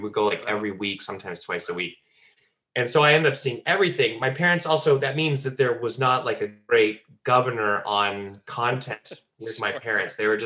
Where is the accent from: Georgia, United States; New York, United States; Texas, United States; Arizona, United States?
Texas, United States; Dallas; I grew up in Dallas